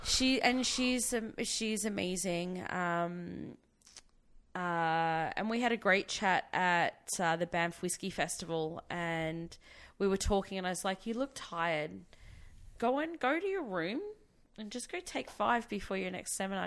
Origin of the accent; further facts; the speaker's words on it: Victoria, Australia; I was from Victoria, so I had VCE, which is the Victorian Certificate of Education